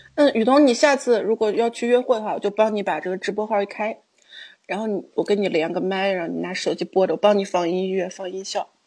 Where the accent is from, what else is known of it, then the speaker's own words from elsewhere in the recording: Shaanxi, China; 就是我们陕西这边特有的